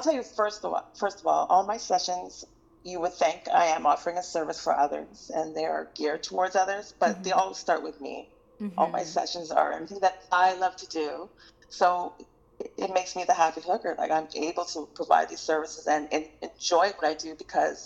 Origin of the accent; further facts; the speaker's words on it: Fraser Valley, British Columbia, Canada; I grew up in the Fraser Valley where, it was the Bible Belt